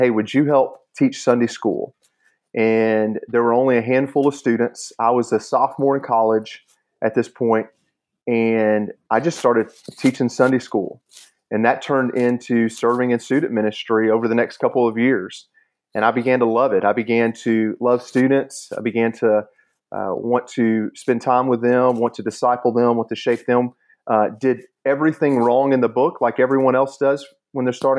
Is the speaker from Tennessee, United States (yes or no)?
yes; Chattanooga, Tennessee, United States; I grew up here in Chattanooga my whole life